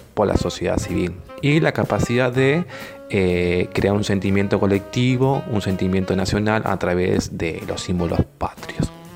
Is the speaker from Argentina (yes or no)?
yes; Argentina